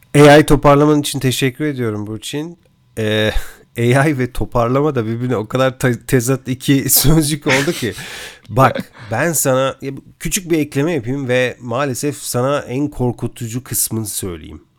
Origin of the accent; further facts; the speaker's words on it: Turkey; moved away; yurt dışında yaşayan bir Türk olarak